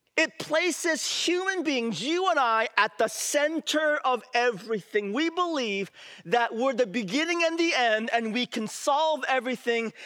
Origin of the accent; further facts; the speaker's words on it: San Francisco, California, United States; I grew up in San Francisco